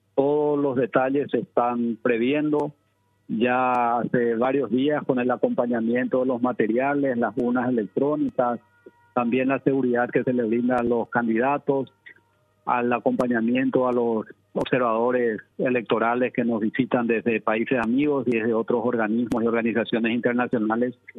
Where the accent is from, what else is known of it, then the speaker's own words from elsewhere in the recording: Paraguay; nosotros como paraguayos